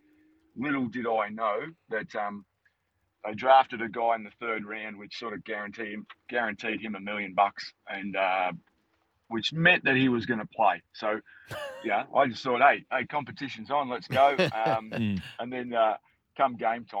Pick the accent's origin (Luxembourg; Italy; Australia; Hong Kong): Australia; I'm from Australia.